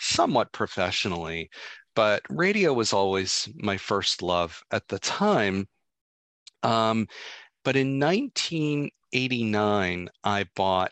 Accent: Philadelphia, Pennsylvania, United States; moved away as an adult; I was born and raised in Philly and lived there until 1991.

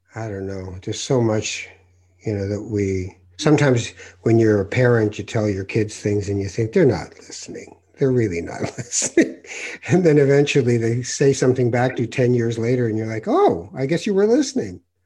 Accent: Canada; also born or lived in Morocco; I was born in Morocco, and by the time I was two, I was in Canada.

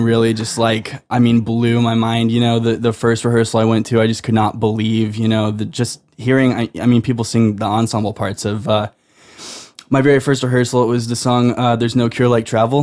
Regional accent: Houston, Texas, United States; moved away as an adult; now in New York City, United States; I'm from Houston, Texas

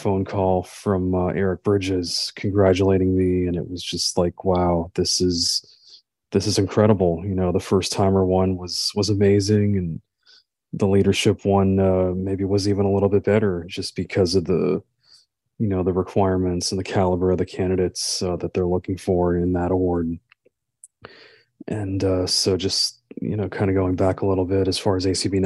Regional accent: Wesley Chapel, Florida, United States; I'm from Florida, from Wesley Chapel, Florida

